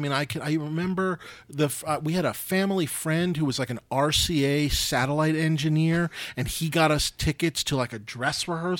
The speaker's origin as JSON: {"language": "English", "town": "New York City", "region": "New York", "country": "United States", "tie": "born or raised there", "moved": "yes", "said": "I grew up in New York City."}